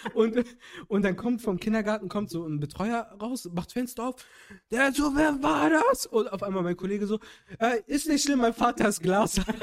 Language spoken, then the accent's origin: German; Cologne, North Rhine-Westphalia, Germany; ich habe äh, den Großteil meiner Kindheit und Jugend in Köln verbracht